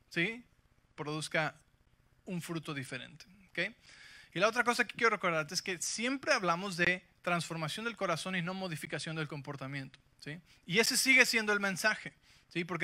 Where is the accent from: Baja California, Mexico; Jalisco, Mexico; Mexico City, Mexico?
Mexico City, Mexico; yo crecí en la Ciudad de México, ¿sí? Así que soy invencible